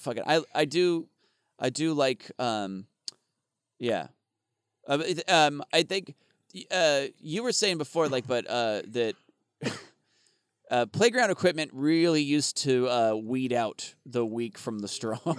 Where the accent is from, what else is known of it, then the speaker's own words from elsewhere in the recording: Arizona, United States; I grew up in Arizona